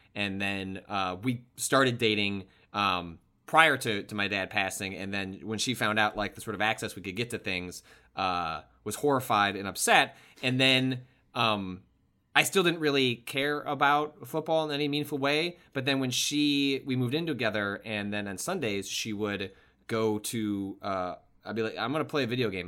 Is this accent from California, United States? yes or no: no; Chicago, Illinois, United States; I grew up in the Chicagoland area